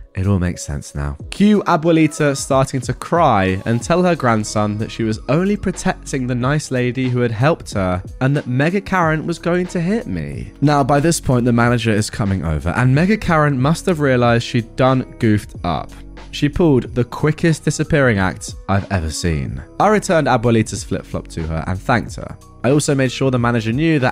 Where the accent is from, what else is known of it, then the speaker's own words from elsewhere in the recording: England, United Kingdom; I'm English